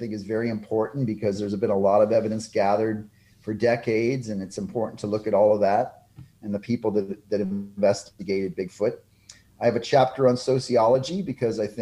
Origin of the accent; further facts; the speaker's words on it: Texas, United States; here in my home state of Texas